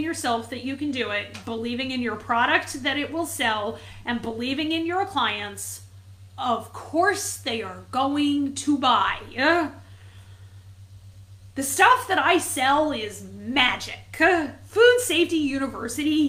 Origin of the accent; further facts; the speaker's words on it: New England, United States; I grew up in New England